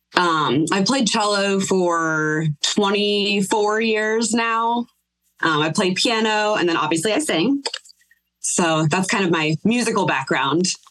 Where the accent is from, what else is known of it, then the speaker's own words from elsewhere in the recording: Mansfield, Ohio, United States; also born or lived in Akron, Ohio / Dayton, Ohio; I was born in Akron, Ohio, raised in Mansfield, Ohio